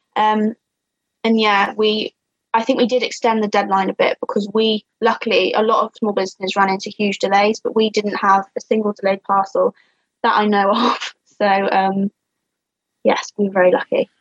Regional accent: Shropshire, West Midlands, United Kingdom; I'm from Shropshire. I'm the ….

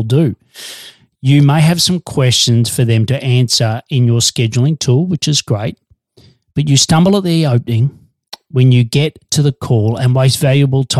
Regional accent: Australia; also born or lived in Melbourne, Australia; I'm an Aussie working globally from Melbourne, Australia

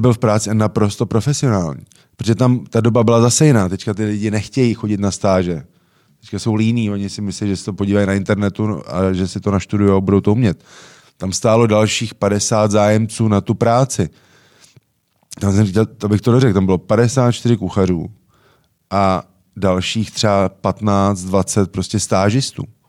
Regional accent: Czechia; jsme že Češi

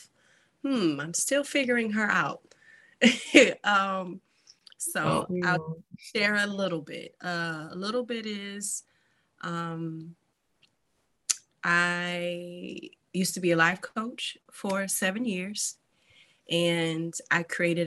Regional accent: Detroit, Michigan, United States; I'm also from Detroit, Michigan

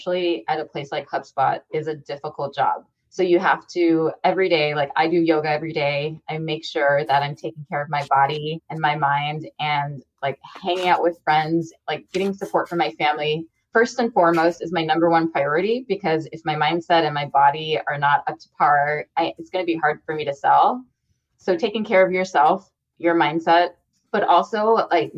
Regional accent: United States; I'm an American woman with a lot of privileges, I came from a middle-class background

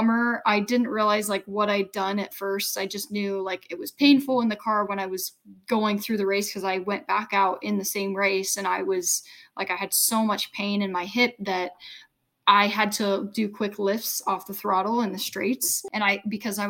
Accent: United States; I was the only American

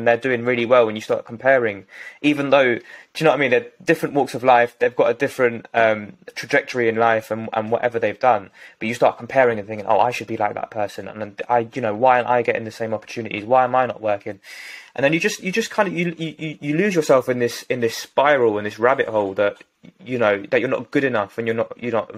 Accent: London, United Kingdom; from West London. I was going to say my hometown

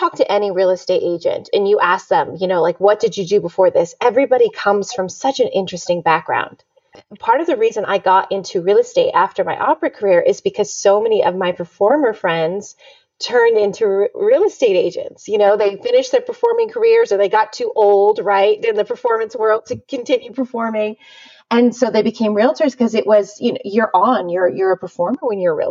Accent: Southern California, United States; born or raised there; now in Las Vegas, United States

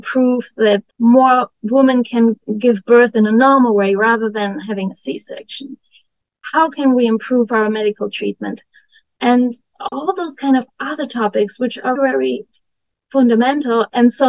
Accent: Germany; moved away as an adult; now in United States; I grew up in Germany in a village with 900 inhabitants

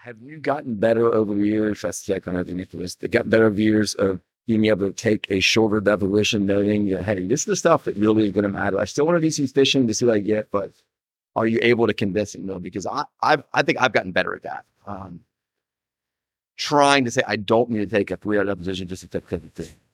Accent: Atlanta, Georgia, United States; I grew up in Atlanta.

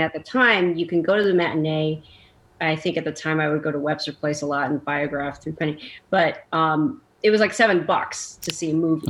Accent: Chicago, Illinois, United States; moved away as an adult; I'm I'm from Chicago.

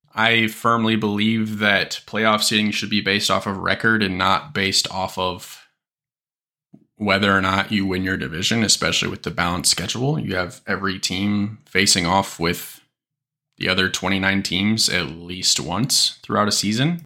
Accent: Kansas City, Missouri, United States; I am from Kansas City

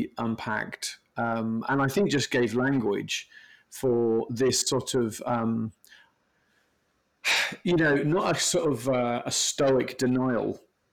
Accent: United Kingdom; I'm from Britain

